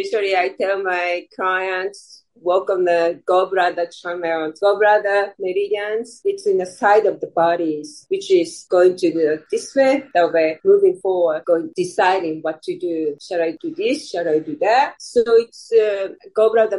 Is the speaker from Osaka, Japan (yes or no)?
no; Hiroshima, Japan; now in United States; I was born in Hiroshima